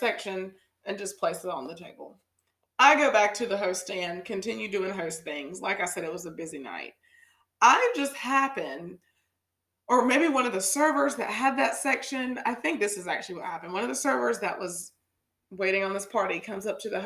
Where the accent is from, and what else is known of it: United States; born or raised there